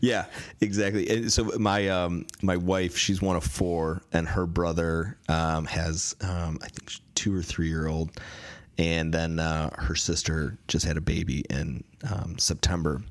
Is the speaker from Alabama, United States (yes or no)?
no; Michigan, United States; born or raised there; moved away as an adult; also born or lived in Chicago / Seattle; now in Los Angeles, United States